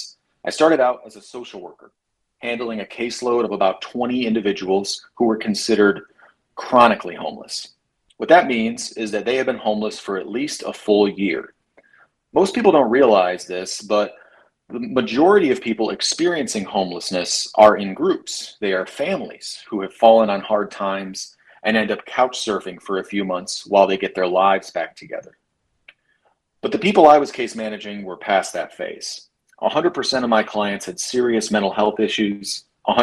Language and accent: English; Michigan, United States; I also saw the effects of that power being wielded throughout my home state